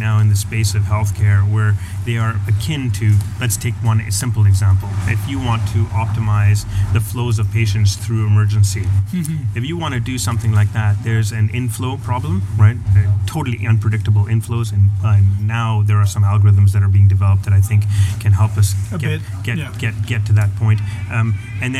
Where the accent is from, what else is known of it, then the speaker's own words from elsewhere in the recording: Canada; It's my home country, and I love it